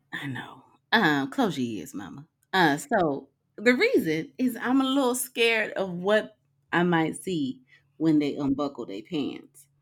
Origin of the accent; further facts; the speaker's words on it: Arizona, United States; growing up in Arizona